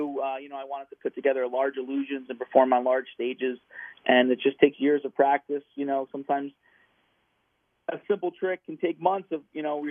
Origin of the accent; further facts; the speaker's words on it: New Jersey, United States; Born and raised in New Jersey and spent my summers down Atlantic City area and my winter's up in North Jersey, so I'm a true New Jerseyan.